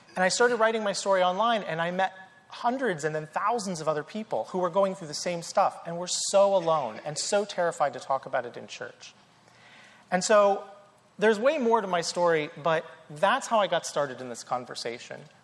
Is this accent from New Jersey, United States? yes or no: no; North Carolina, United States; I grew up in the South in North Carolina, grew up Southern Baptist